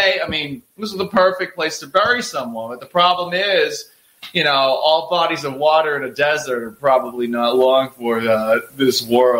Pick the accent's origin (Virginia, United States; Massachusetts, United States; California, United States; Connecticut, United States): Massachusetts, United States; Boston; I grew up in Boston.